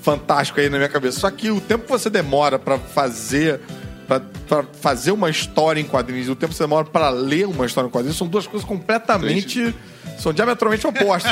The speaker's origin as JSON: {"language": "Portuguese", "region": "Rio de Janeiro", "country": "Brazil", "tie": "born or raised there", "said": "eu que vivi a vida inteira no Leblon"}